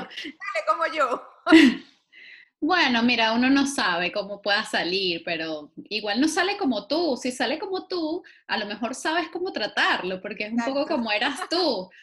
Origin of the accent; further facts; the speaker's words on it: Venezuela; moved away; somos muchos los venezolanos que estamos por ahí haciendo cosas